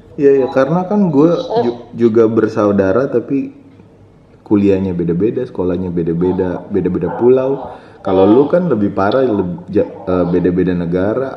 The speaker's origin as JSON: {"language": "Indonesian", "town": "Kao", "region": "North Maluku", "country": "Indonesia", "tie": "born or raised there", "also_born_or_lived": "Tobelo", "moved": "yes", "lives_now": "Jakarta, Indonesia", "said": "orang Halmahera orang Maluku Utara tepatnya di Halmahera Utara di Kao dulu gue lahirnya di Kao tapi sekarang nyokap bokap gue tinggal di kota yang namanya Tobelo"}